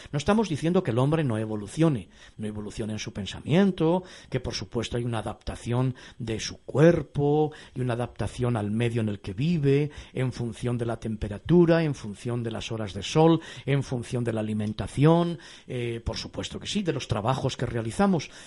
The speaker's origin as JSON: {"language": "Spanish", "region": "Castile", "country": "Spain", "said": "yo que soy castellano"}